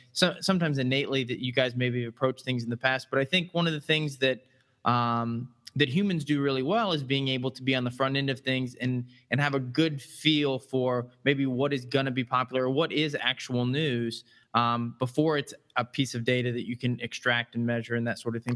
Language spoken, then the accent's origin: English; Midwest, United States; I'm a fellow Midwestern